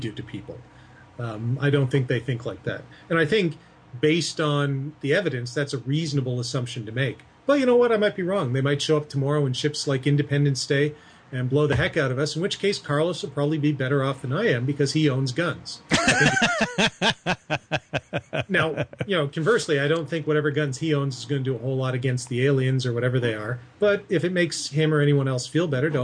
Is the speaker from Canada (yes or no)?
yes; Canada